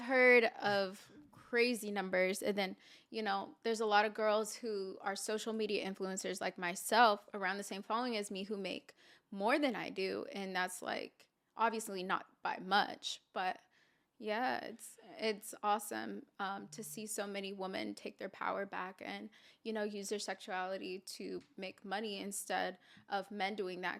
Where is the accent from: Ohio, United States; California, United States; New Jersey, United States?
California, United States; Santa Clarita; also born or lived in Houston, Texas; I'm originally from here. I'm from Santa Clarita, California